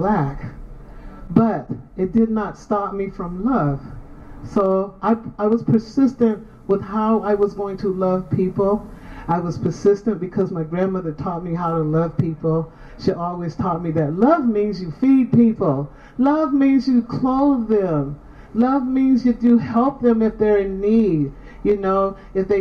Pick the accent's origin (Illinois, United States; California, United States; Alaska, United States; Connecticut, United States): California, United States; San Francisco; also born or lived in Sacramento; I'm from San Francisco. I was born in Sacramento, but I'm from San Francisco. So I went through elementary, junior high, and high school.